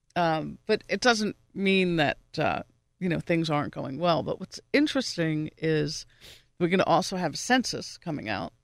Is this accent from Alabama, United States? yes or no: no; New York, United States; now in Pittsburgh, United States; I'm originally from New York. I haven't lived there in a long time